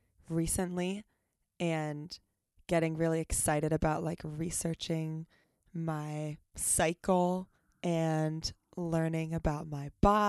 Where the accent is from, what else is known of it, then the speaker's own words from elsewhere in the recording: Lancaster, Pennsylvania, United States; Lancaster, Pennsylvania.